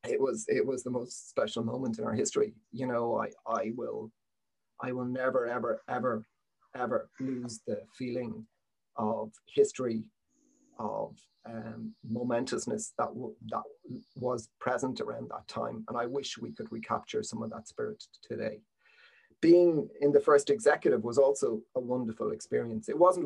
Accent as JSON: {"language": "English", "town": "Malaga", "region": "Andalusia", "country": "Spain", "second_language": "English", "said": "I'm still from Malaga and an Andalou."}